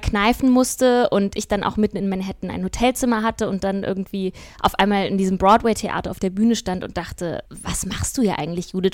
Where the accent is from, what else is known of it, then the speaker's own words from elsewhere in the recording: Kassel, Hesse, Germany; also born or lived in Sweden; now in Hamburg, Germany; hier wieder in meiner Heimatstadt in Kassel unterwegs